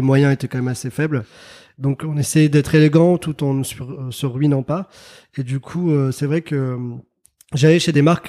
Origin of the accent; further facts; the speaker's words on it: Paris, Île-de-France, France; also born or lived in Algiers, Algeria; j'ai grandi en région parisienne et à Paris